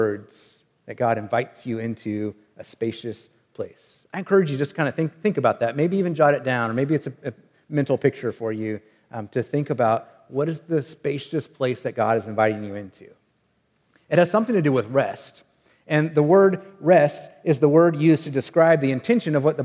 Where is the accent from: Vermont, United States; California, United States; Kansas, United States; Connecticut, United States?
Kansas, United States; Wichita; the house that I grew up in Wichita, Kansas